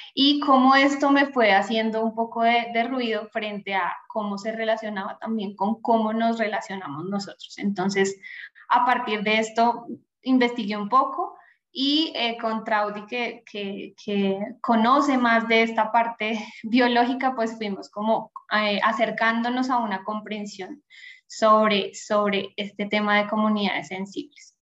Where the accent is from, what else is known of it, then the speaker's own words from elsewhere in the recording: Bogotá, Colombia; yo soy colombiana, rola, decimos por acá, bogotana